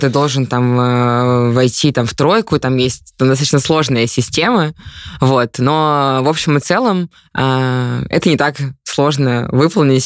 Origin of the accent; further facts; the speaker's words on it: Ufa, Bashkortostan, Russia; я из Уфы